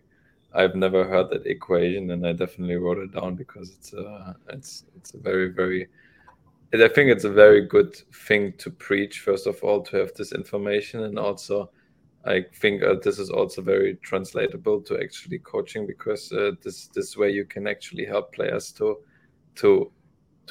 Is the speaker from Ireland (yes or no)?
no; Germany; And I grew up in Europe, and especially I grew up in Germany